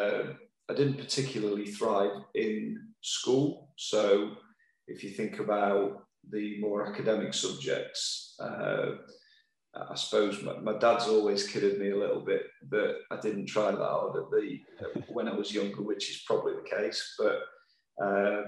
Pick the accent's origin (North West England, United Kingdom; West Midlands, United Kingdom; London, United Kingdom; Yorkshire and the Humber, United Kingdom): Yorkshire and the Humber, United Kingdom; Sheffield; I'm from Sheffield